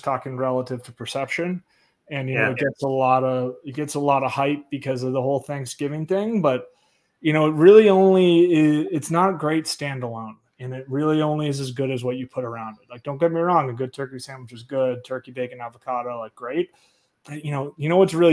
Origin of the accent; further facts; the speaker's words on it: Boston, Massachusetts, United States; moved away; also born or lived in Chicago; I'm from Boston